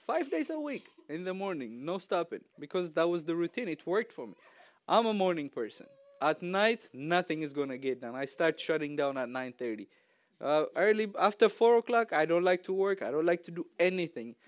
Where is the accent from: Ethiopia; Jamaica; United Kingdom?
Ethiopia; English is a second language; moved away as an adult; now in United States; I'm from Ethiopia